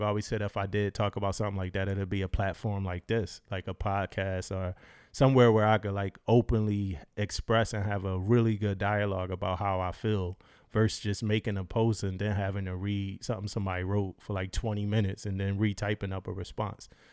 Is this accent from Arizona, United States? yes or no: no; Philadelphia, Pennsylvania, United States; moved away; I'm from Philadelphia, Pennsylvania, so I'm from up north, northeast. uh, grew up with those influences